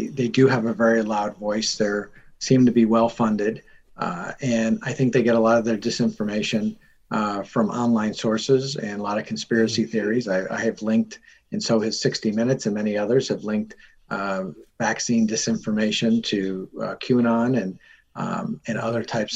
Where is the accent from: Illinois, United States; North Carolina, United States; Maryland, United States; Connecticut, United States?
Connecticut, United States; Norwalk; I'm from Norwalk.